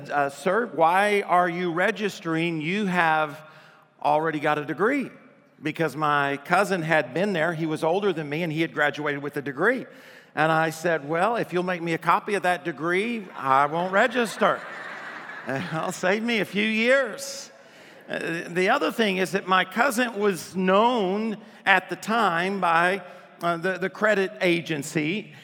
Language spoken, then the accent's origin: English; Adrian, Michigan, United States; born there; also born or lived in Arkansas; I was born in Adrian, Michigan, and when I was born, my dad, I guess, talked my mom into naming me … my dad was from Arkansas. And when we moved to Arkansas